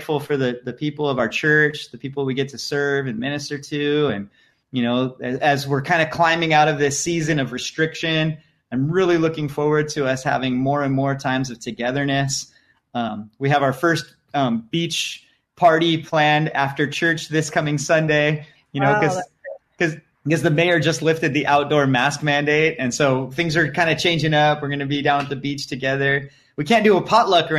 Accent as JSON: {"language": "English", "town": "San Diego", "region": "California", "country": "United States", "tie": "born or raised there", "also_born_or_lived": "Lake Havasu City, Arizona / Africa", "moved": "yes", "lives_now": "Hawaii, United States", "said": "growing up in San Diego, surfing and stuff"}